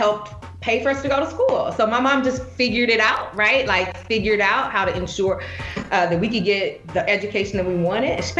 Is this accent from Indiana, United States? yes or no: yes; Indianapolis, Indiana, United States; moved away as an adult; also born or lived in Marion, Indiana / Tuskegee, Alabama; I grew up in Indianapolis until 13